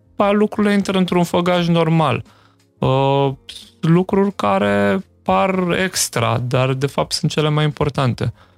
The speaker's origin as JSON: {"language": "Romanian", "town": "Slatina", "region": "Olt County", "country": "Romania", "tie": "born or raised there", "moved": "as an adult", "lives_now": "Timișoara, Romania", "said": "nu sunt chiar bănățean, ai mei sunt din Sibiu și din Beiu și eu am copilărit în Slatina, Olt"}